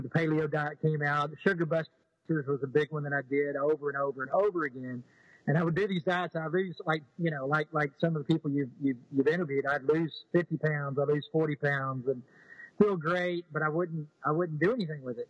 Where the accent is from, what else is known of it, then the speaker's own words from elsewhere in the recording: East Texas, United States; also born or lived in Houston, Texas; Southern, you know, uh, kid from East Texas. Uh, you know, I was I was I was born in Houston